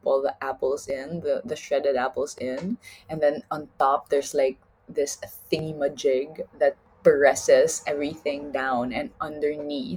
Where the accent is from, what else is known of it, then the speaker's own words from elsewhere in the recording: Philippines; moved away; I'm from the Philippines